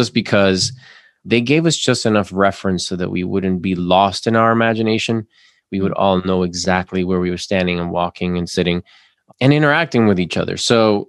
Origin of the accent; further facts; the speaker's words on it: Florida, United States; now in Atlanta, United States; So I came from Florida, where Florida is still wanting to have something like that.